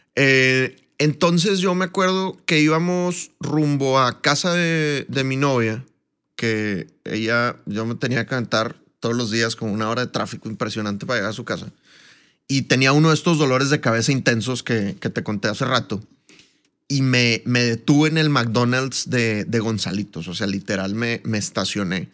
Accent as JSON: {"language": "Spanish", "town": "Monterrey", "region": "Nuevo León", "country": "Mexico", "also_born_or_lived": "Colombia", "moved": "as an adult", "said": "un gusto estar en, en mi tierra, ¿verdad? La tierra del mejor equipo del mundo, los Rayados del Monterrey."}